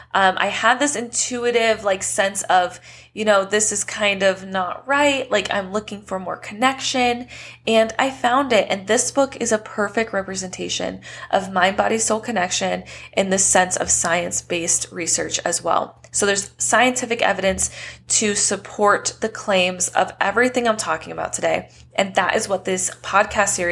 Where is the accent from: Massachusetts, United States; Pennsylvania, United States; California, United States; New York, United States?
California, United States; Southern; moved away as an adult; now in Las Vegas, United States; moving out of my hometown in this tiny-ish place in Southern California into a brand new state